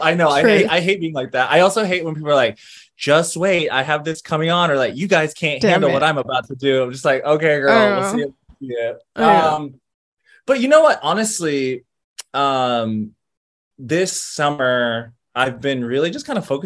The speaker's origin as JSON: {"language": "English", "town": "Greensboro", "region": "North Carolina", "country": "United States", "tie": "born or raised there", "also_born_or_lived": "Los Angeles, California", "moved": "as an adult", "lives_now": "New York, United States", "said": "I was born in Los Angeles. I lived there till I was about 8. Me and my mom and like 3 cats and 2 dogs packed into a Chrysler and like moved across the country in the 90s. And we settled into Greensboro, North Carolina, where I grew up from 8 to 22"}